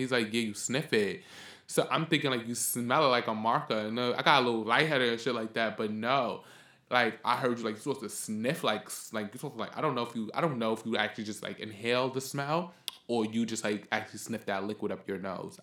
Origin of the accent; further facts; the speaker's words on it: New York City, New York, United States; we're from the Bronx